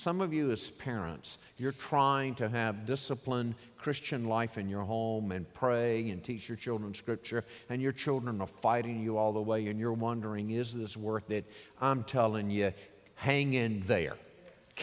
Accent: Norfolk, Virginia, United States; I grew up in Norfolk, Virginia

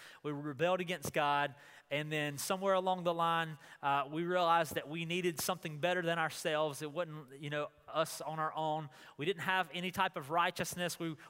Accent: Goldsboro, North Carolina, United States; also born or lived in Wilmington, North Carolina; oh, I'm from North Carolina.

